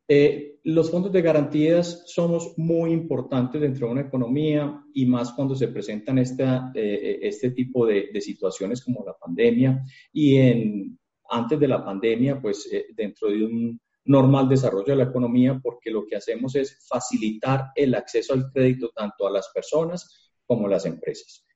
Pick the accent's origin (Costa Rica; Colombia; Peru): Colombia; somos los colombianos juiciosos